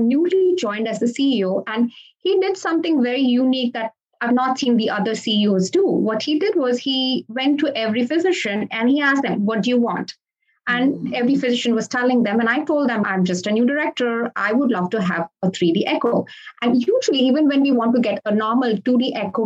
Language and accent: English; Goa, India; moved away as an adult; also born or lived in Detroit, Michigan; now in Sebring, United States; I was born in Goa, which is like a small state in India. And I grew up in a two-physician household.